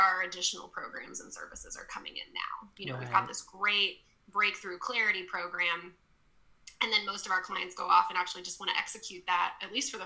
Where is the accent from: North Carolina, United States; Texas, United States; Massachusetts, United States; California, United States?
Texas, United States; I grew up in Texas